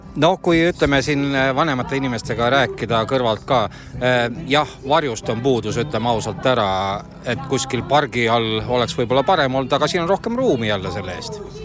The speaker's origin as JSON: {"language": "Estonian", "town": "Põltsamaa", "region": "Jõgeva County", "country": "Estonia", "said": "isegi ema on siitpoolt kandist pärit"}